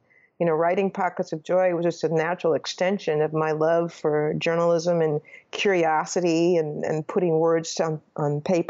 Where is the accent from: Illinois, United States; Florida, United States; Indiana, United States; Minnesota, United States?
Minnesota, United States; St. Paul; I did. I was born and raised in St. Paul, Minnesota, and I went to the University of Minnesota where I got undergrad in journalism.